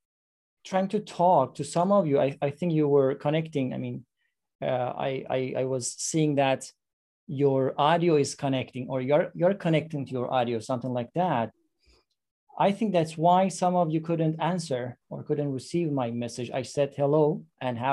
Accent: Iran; English is a second language; now in Istanbul, Turkey; I am from Iran. I live in Istanbul

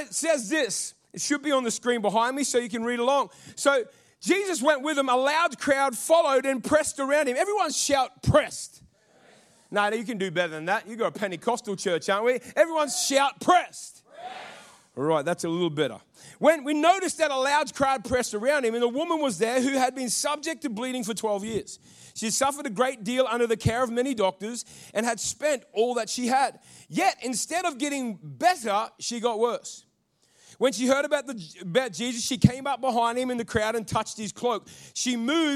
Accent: North Queensland, Australia; I come from North Queensland

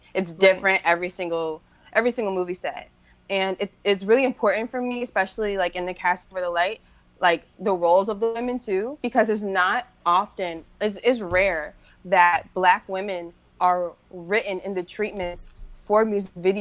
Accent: Cleveland, Ohio, United States; my hometown, Cleveland

